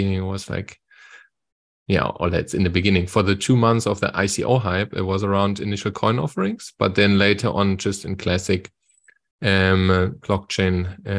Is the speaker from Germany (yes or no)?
yes; Wiesbaden, Hesse, Germany; English is a second language; now in South Africa; And I'm originally from Wiesbaden next to Frankfurt in Germany, but by now actually living in South Africa. So since 2 years, I live in South Africa